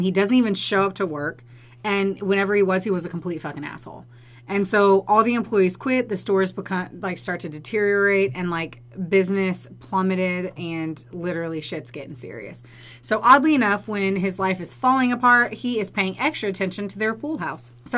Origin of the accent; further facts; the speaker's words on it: Indiana, United States; I'm from Indiana, and so it's a conservative state